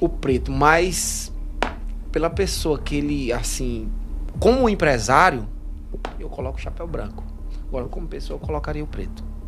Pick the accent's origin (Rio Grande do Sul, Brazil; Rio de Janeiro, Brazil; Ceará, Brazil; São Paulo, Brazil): Ceará, Brazil; Canindé; foi em Canidé, foi lá na minha cidade